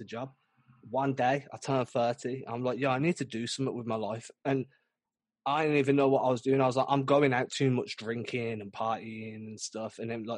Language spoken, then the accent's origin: English; England, United Kingdom; My best friend who I grew up with in England since we were like 2 years old